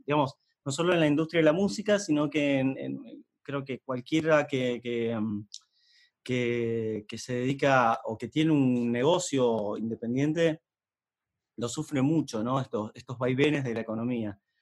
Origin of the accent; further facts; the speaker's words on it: Neuquén, Argentina; yo soy de Noquén